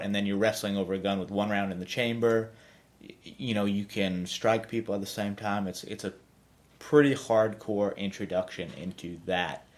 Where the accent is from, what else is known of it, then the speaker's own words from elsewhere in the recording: Hartford, Connecticut, United States; moved away as an adult; now in Dallas, United States; I grew up right outside of Hartford, Connecticut